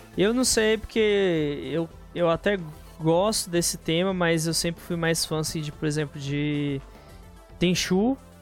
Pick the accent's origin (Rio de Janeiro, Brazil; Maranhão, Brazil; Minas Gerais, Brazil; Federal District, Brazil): Federal District, Brazil; Brasília; eu sou de Brasólia, mas você quer saber a cidade específica, né? No caso, se for a cidade especificamente, sou de Santa Maria